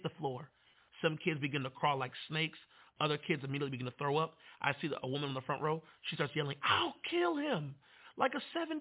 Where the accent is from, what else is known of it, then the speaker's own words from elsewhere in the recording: Manassas, Virginia, United States; I'm from Manassas